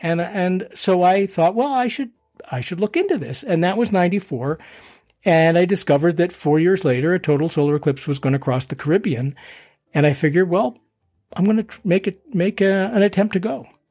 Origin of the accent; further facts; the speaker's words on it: Boston, Massachusetts, United States; also born or lived in Philadelphia, Pennsylvania; now in Colorado, United States; grew up in Boston